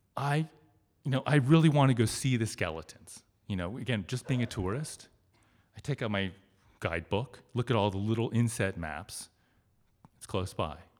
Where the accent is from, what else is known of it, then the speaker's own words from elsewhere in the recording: suburb outside of Cincinnati, Ohio, United States; It's just this little suburb town outside of Cincinnati. And, I mean, it's my hometown. I grew up there. I spent my whole life there.